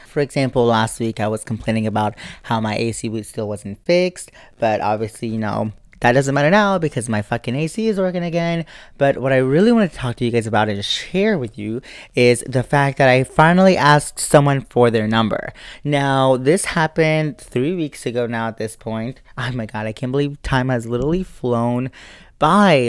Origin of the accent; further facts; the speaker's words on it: United States; as an American